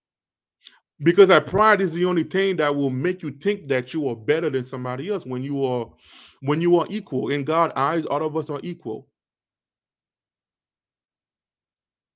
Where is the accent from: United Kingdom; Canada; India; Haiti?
Haiti; now in United States; Us Haitian, right? There is a lot of us. We actually was born in Haiti. We grew up in Haiti.